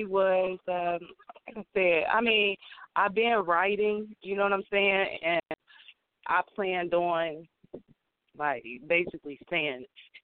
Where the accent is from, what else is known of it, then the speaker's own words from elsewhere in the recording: Ohio, United States; born there; Well, I was born in Ohio. I've lived here for almost 4 years now, this round.